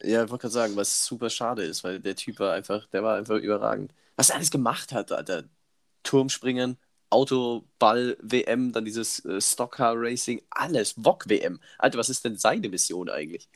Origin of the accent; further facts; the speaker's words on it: Immenstadt, Bavaria, Germany; bei uns damals in Immenstadt, wo ich groß geworden bin